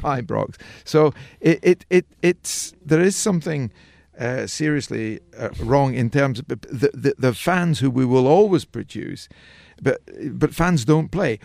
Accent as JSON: {"language": "English", "region": "Scotland", "country": "United Kingdom", "tie": "born or raised there", "said": "I was brought up in Scotland, I wasn't born in Scotland"}